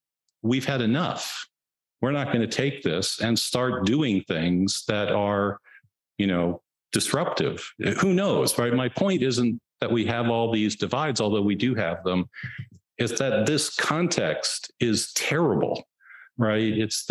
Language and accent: English; Texas, United States; In my home state, the urban areas, Texas, Dallas, Houston, Austin, San Antonio, El Paso, maybe a few Fort Worth, a few other places.